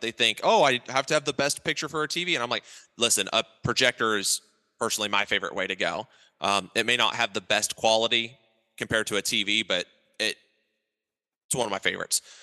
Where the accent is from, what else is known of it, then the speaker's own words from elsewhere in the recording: Ohio, United States; I grew up in Ohio